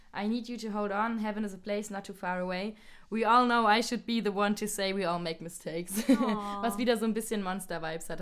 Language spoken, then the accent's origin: German; Landau, Rhineland-Palatinate, Germany; Ich komme aus Landau